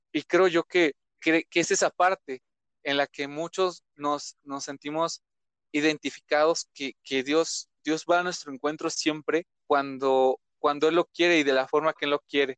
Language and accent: Spanish; Ecatepec, State of Mexico, Mexico; Soy originario de Catepec, estaba de México